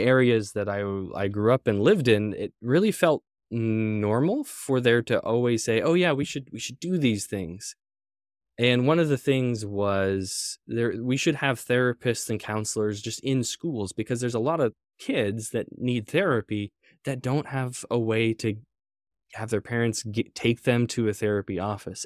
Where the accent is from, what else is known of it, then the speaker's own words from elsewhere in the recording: Everett, Washington, United States; I grew up in Everett, north of Seattle